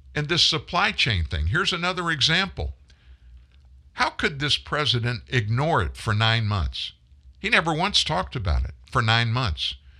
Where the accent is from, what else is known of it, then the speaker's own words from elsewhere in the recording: United States; I'm an American man.